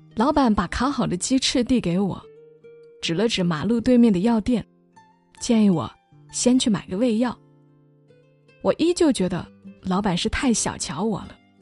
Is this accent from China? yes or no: yes; Hunan, China; 身为湖南人